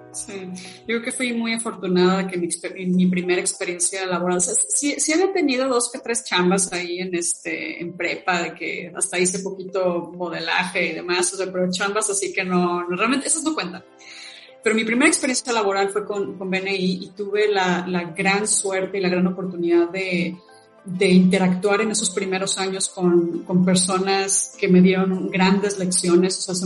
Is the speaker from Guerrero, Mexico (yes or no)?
no; León, Guanajuato, Mexico; en mi ciudad natal, en León